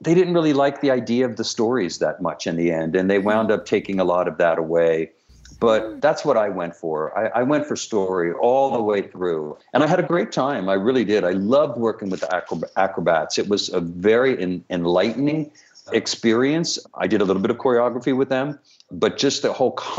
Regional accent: outside of Philadelphia, down by the Delaware River, Pennsylvania, United States; moved away as an adult; also born or lived in Tucson, Arizona; I grew up in outside of Philadelphia, down by the Delaware River in a really, really, really poor section

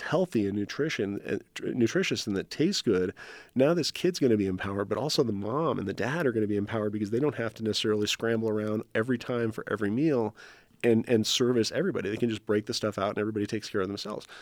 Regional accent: New Mexico, United States; I grew up in New Mexico

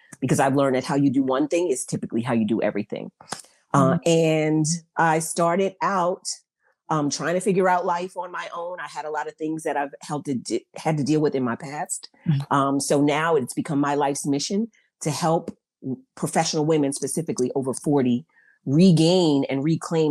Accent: New York, United States; I grew up in New York, and I was adopted.

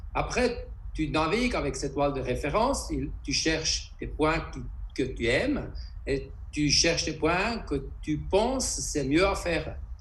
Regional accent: Interlaken, Bern, Switzerland; Je suis de Interlaken en Suisse

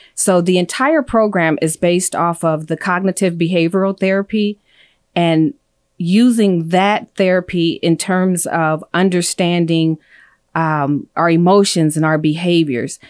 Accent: California, United States; moved away as an adult; also born or lived in Illinois; now in Phoenix, United States; I grew up in California

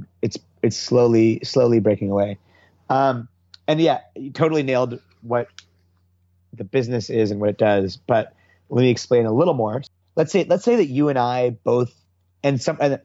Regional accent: Pittsburgh, Pennsylvania, United States; I grew up in Pittsburgh, Pennsylvania.

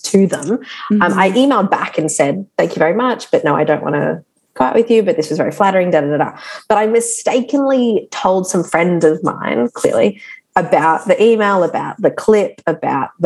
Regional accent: Darwin, Northern Territory, Australia; I grew up in Darwin

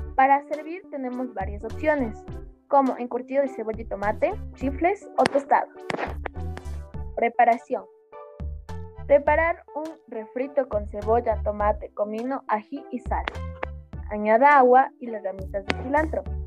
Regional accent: Ecuador; siendo ecuatoriana

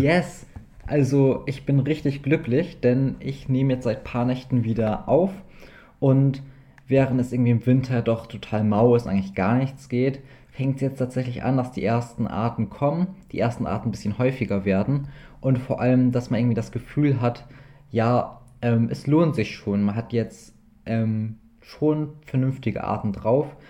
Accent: East Frisia, Lower Saxony, Germany; bei uns in Ostfriesland

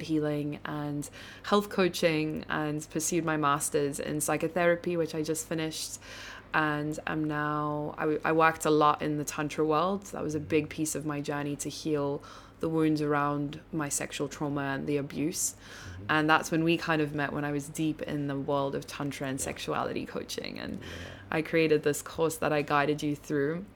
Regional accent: Cape Town, Western Cape, South Africa; also born or lived in London; I grew up here in South Africa

